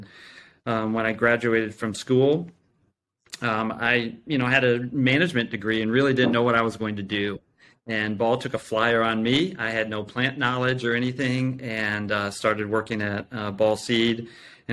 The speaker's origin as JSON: {"language": "English", "town": "Champaign", "region": "Illinois", "country": "United States", "tie": "born or raised there", "said": "I grew up near Champaign, or in Champaign, Illinois, close to the University of Illinois"}